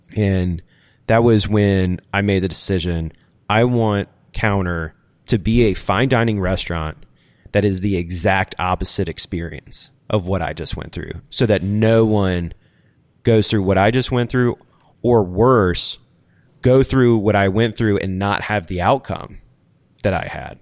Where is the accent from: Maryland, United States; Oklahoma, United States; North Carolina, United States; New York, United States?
North Carolina, United States; Charlotte; moved away as an adult; also born or lived in Utah / Chicago; it's my hometown